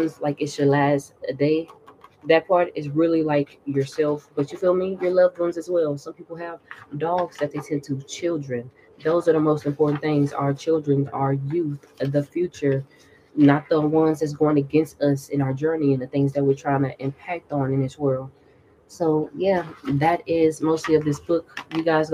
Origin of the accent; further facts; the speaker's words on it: the South, United States; I'm from the South